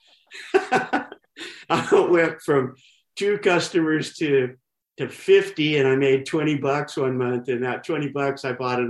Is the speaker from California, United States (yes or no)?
yes; San Diego, California, United States; also born or lived in El Centro, California; grew up in Claremont